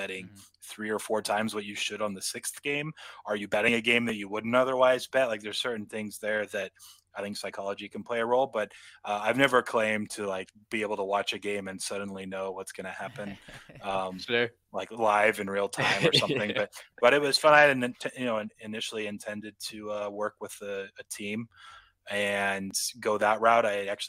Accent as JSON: {"language": "English", "region": "West Coast", "country": "United States", "said": "I am from the West Coast."}